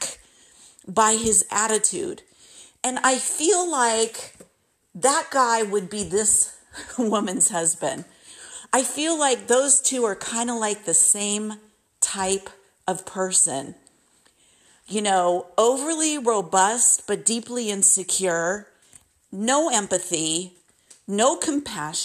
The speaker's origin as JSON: {"language": "English", "country": "United States", "said": "as an American, sometimes when I've traveled overseas, I've had people say to me, \"You're so nice. Don't tell them you're from the United States.\""}